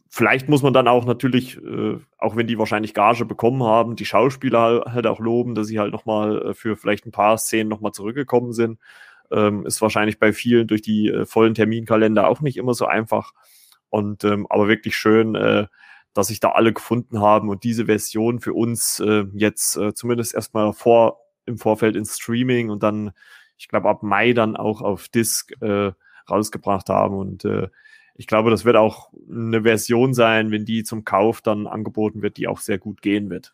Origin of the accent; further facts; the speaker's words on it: Germany; bei uns in Deutschland